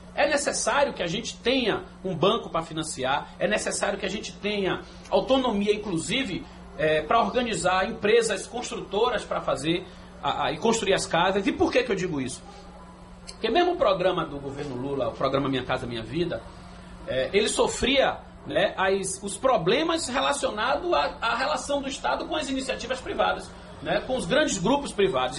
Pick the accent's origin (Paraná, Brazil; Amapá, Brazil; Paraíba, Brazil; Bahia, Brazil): Bahia, Brazil; Salvador; also born or lived in Nordeste de Amaralina, Salvador; Eu sou criado no Engenho Velho da Federação, na Baixa da Égua, né, na Rua Fonte do Forno. Vivi até os 13 anos no Engenho Velho da Federação. É, depois vivi minha adolescência e juventude no Nordeste da Maralina